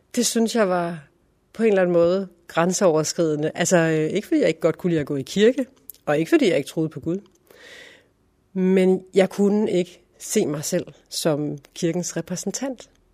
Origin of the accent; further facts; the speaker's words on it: Silkeborg, Central Denmark Region, Denmark; moved away as an adult; also born or lived in Berlin; Jeg er født i Funder, uden for Silkeborg øh, i 1978 og øh, gik i skole, i og Skole. Øh, og senere øh, gik jeg på HF i Silkeborg og boede der øh, indtil 1999